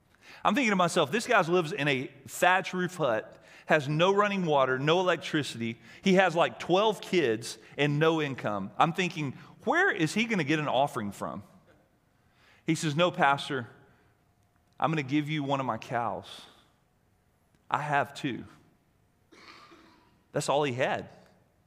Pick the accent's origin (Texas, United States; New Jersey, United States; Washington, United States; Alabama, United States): Alabama, United States; moved away; I grew up in Alabama